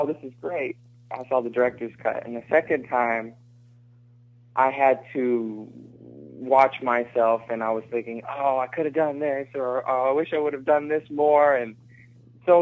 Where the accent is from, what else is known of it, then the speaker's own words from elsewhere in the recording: Texas, United States; I played basketball growing up in Texas